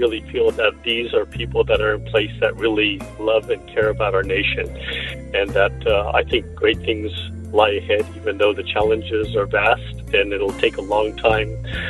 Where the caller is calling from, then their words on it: Glendale, California, United States; I'm calling from Glendale, California.